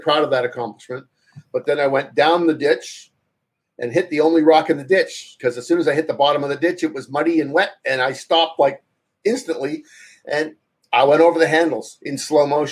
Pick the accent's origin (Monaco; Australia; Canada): Canada; Toronto area, Ontario; I went to the new university called York University, for those that know Toronto or Ontario